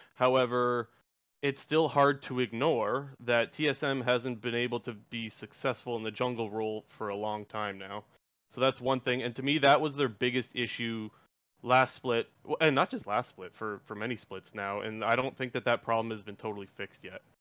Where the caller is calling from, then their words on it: Ontario, Canada; I'm calling from Ontario